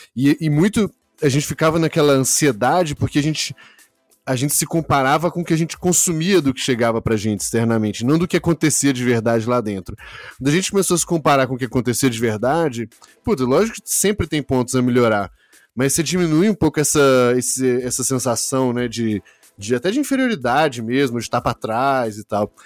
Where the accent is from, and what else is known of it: Brazil